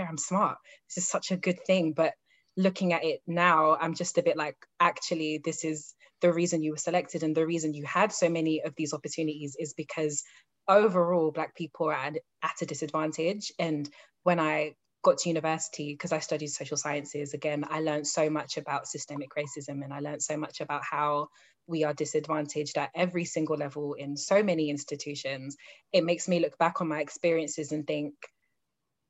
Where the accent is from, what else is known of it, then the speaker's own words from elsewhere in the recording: London, United Kingdom; moved away as an adult; now in Dublin, Ireland; I grew up in East London, and my grandma lives in Plaistow